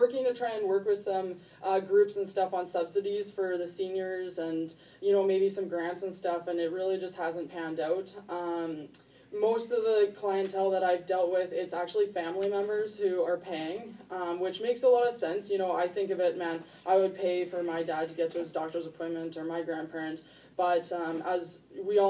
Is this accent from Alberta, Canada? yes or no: no; Ontario, Canada; now in Peace River, Canada; I'm actually originally from Ontario